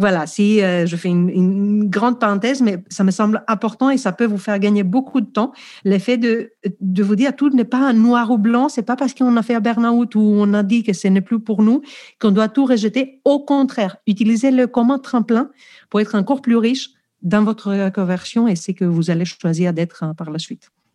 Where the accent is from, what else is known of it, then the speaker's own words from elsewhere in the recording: Greece; accent: Greek; French is a second language; moved away; je suis grec, je pense que vous l'avez compris déjà par mon accent